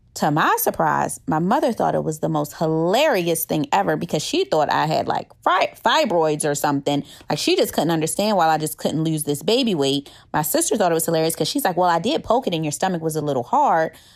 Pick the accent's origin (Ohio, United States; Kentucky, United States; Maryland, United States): Maryland, United States; Baltimore; moved away as an adult; also born or lived in Clinton, Maryland / Washington, D.C.; now in Georgia, United States; I'm originally from Baltimore, Maryland. I was born in Clinton, Maryland, grew up in D C for a little while, and then my parents decided, enough is enough. I'm moving you to Baltimore